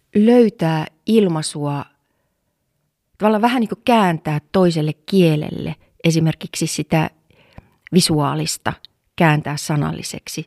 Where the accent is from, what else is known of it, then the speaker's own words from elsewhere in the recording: Oulu, North Ostrobothnia, Finland; täällä Oulussa, siis mä oon Oulussa syntynyt ja kasvanut